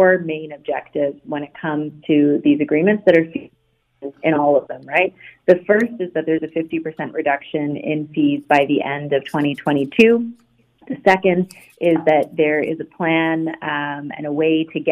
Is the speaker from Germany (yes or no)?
no; Ontario, Canada; I'm from Ontario